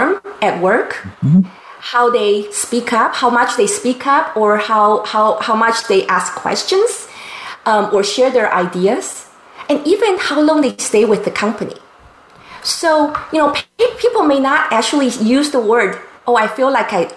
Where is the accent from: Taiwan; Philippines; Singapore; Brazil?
Taiwan; now in San Diego, United States; since I was a child growing up in Taiwan